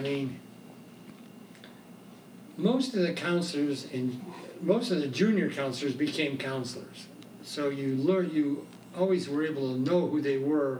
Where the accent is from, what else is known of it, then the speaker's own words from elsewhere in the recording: Chicago, Illinois, United States; now in Atlanta, United States; when I grew up in Chicago